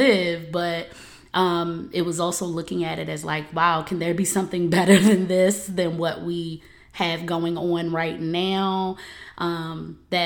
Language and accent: English; Baltimore, Maryland, United States; we from Baltimore